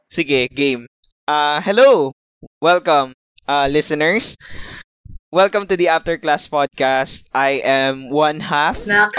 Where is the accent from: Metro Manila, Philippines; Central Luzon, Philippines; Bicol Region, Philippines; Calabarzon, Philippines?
Metro Manila, Philippines; Caloocan; I'm from North Caloocan and I'm a PT student of Pamantasan ng Lunsod ng Maynila